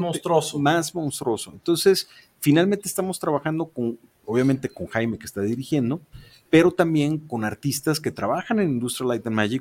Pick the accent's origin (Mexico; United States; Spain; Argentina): Mexico; Jalisco; soy el primer jalisciense en hacer una película animada en este estado